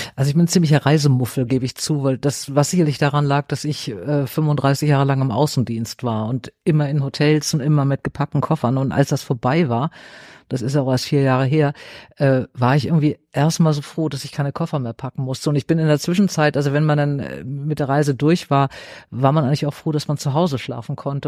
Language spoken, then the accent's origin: German; Flensburg, Schleswig-Holstein, Germany; also born or lived in North Sea coast (Sylt); now in Hamburg, Germany; ich in Flensburg, also an der Ostsee, eingeschult wurde